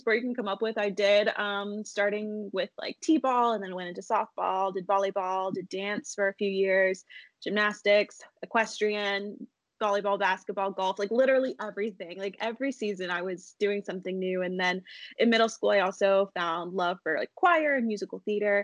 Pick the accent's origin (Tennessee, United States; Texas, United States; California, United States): Tennessee, United States; East; now in Nashville, United States; I grew up in East Tennessee, right near the mountains